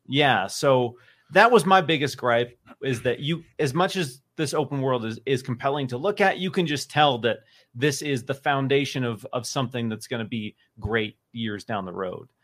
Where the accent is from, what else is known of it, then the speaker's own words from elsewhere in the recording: Pacific Northwest, United States; I'm from the Pacific Northwest